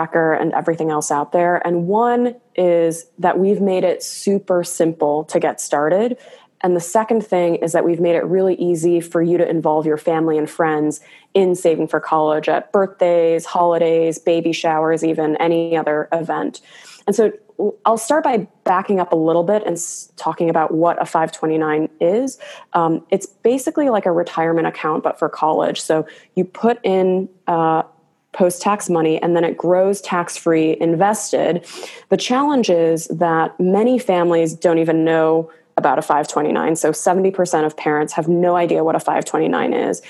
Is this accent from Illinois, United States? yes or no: yes; Chicago suburbs, Illinois, United States; now in California, United States; I'm originally from the Chicago suburbs, moved out to California with the dream of, building a company one day